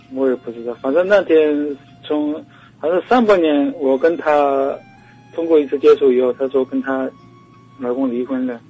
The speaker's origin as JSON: {"language": "Chinese", "town": "Wenzhou", "region": "Zhejiang", "country": "China", "said": "我来自浙江温州"}